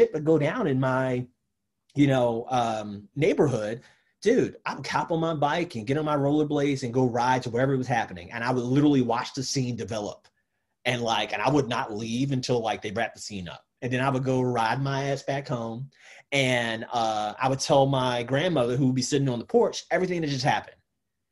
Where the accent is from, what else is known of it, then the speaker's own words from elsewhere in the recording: Baltimore, Maryland, United States; moved away as an adult; also born or lived in Birmingham, Alabama; now in Louisville, United States; this kid growing up in Baltimore